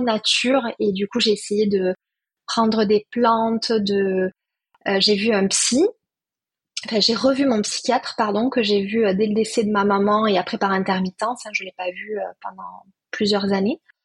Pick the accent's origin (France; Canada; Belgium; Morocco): France; Perpignan, Occitania; now in Toulouse, France; Je suis née à Perpignan, très attachée au sud.